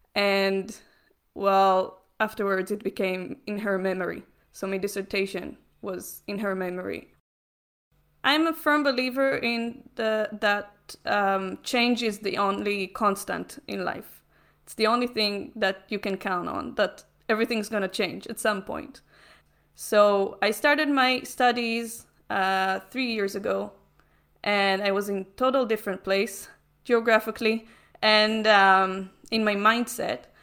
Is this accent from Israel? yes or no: yes; Israel; I'm from Israel.